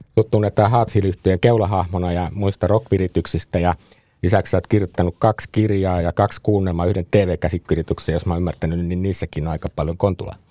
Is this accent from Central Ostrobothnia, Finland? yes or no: no; Helsinki, Uusimaa, Finland; Itä-Helsingin lähiössä sama meillä Roihuvuoressa, kun mä oon siis sitä naapurilähiöstä